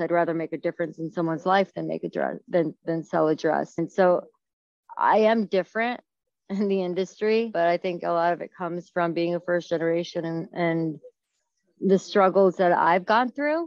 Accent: New York, United States; moved away as an adult; now in St. Louis, United States; as a New Yorker

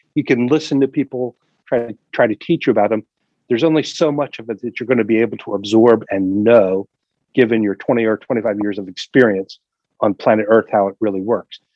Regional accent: United States; when I grew up, I grew up in the Delaware Valley, and I was raised as a Quaker

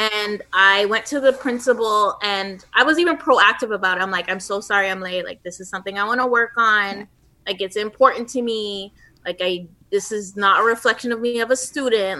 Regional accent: Toronto, Ontario, Canada; it is a unique experience growing up in Toronto because mm-hmm. we are so multicultural.

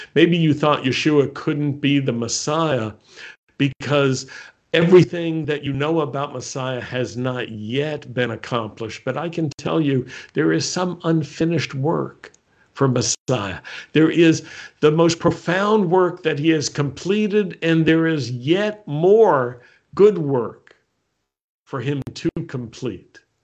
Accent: United States; I was born in America

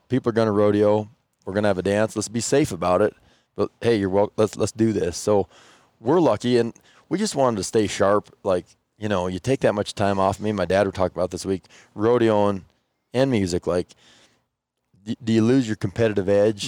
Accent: Moorcroft, Wyoming, United States; I'm from Warcroft.

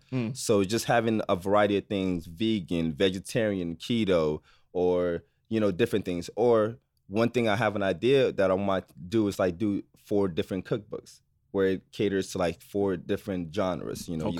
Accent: Nigeria; because I'm from Nigeria, obviously. So I try to use my culture.

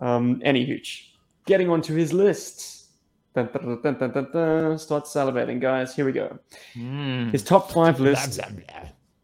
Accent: Kansas, United States; when I was a young … growing up in Kansas

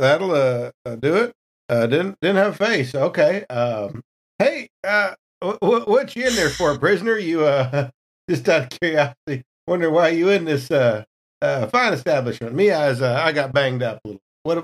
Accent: Texas, United States; I'm Texan. Gotta be sweet tea.

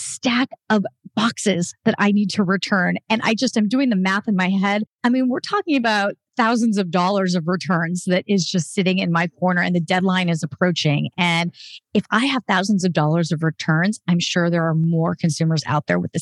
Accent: Albuquerque, New Mexico, United States; Albuquerque, which is my hometown, has a chapter

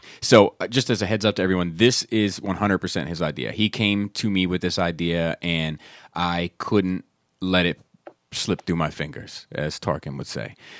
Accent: East Coast, United States; we grew up on the East Coast, so we definitely had snow.

